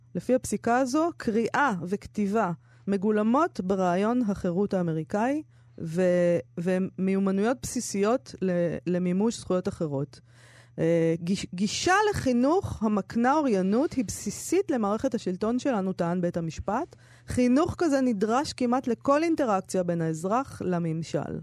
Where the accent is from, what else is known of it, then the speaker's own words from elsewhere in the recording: Herzliya, Tel Aviv District, Israel; הספרייה שהייתי הולכת אליה בילדותי, בהרצליה